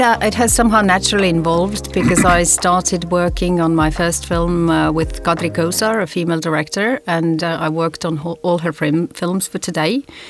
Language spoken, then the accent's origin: English; Tallinn, Harju County, Estonia; moved away; I was born here in Estonia, Tallinn.